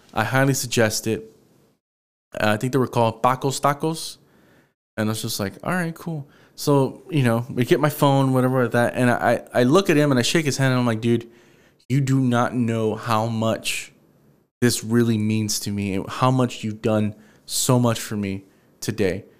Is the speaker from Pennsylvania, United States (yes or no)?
no; Houston, Texas, United States; I'm from Houston